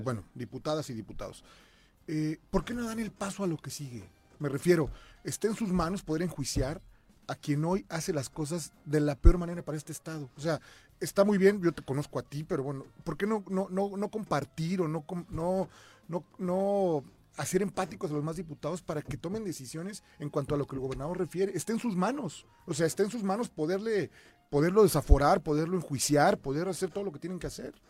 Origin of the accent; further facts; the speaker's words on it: Cuernavaca, Morelos, Mexico; yo soy de Cuernavaca